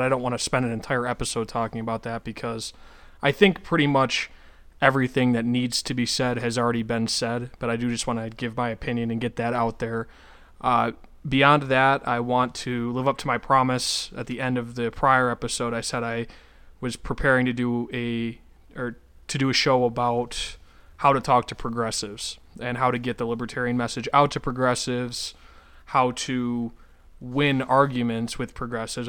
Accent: Western New York, United States; now in North Dakota, United States; Western New York, where I'm from

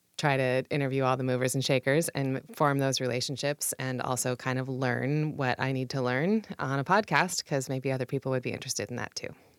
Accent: Puyallup, Washington, United States; also born or lived in Seattle / California / England; now in Tacoma, United States; I grew up in Puyallup

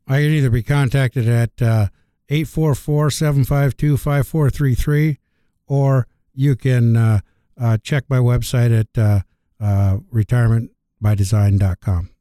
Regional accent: Algona, Iowa, United States; came back to my hometown of Elgona, Iowa

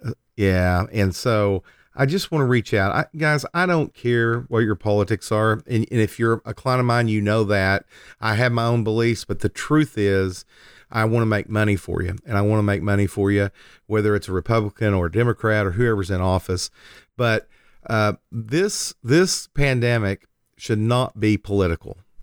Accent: Lindsay, Oklahoma, United States; I grew up in a little town south of Oklahoma City called Lindsay, Oklahoma.

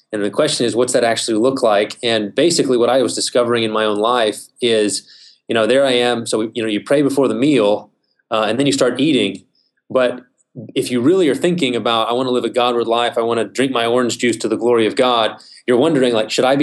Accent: Midland, Texas, United States; I'm originally from West Texas. I grew up in Midland, spent my whole life there up until college

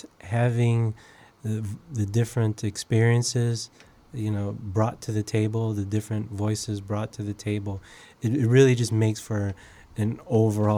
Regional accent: Chicago, Illinois, United States; So I'm a native Chicagoan. I grew up in the Logan Square neighborhood, as well as the Belmont Cragen neighborhood.

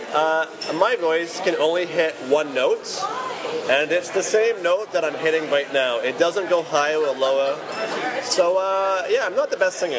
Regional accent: United Kingdom; now in Vancouver, Canada; as a British person

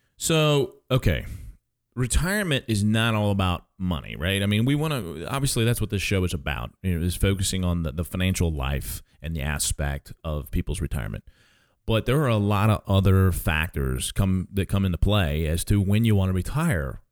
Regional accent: St. Charles, Missouri, United States; moved away as an adult; also born or lived in Kansas; now in Cape Girardeau, United States; I grew up, most of my, uh, childhood was in Saint Charles, Missouri

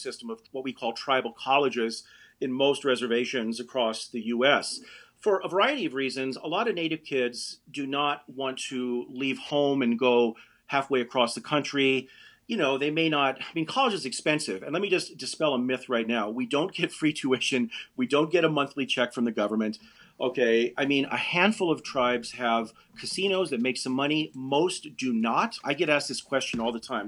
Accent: Denver, Colorado, United States; Denver is my hometown. So I was raised here in the roughest neighborhood in all of Denver

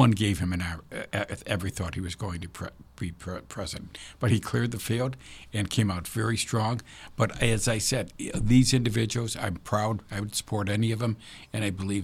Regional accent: Chicago, Illinois, United States; when I was growing up, everyone described it as solid Irish neighborhood

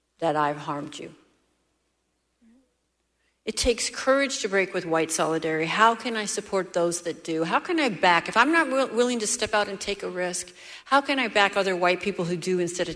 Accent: Seattle, Washington, United States; I'm from Seattle

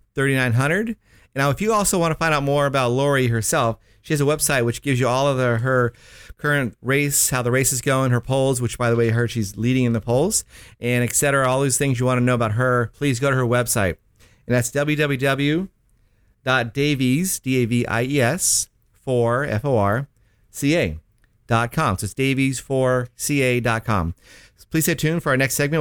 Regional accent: Miami, Florida, United States; I am from Miami

